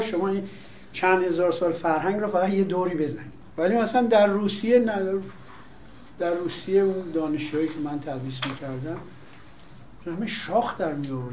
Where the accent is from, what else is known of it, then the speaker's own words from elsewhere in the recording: Iran; ما ایرانی هستیم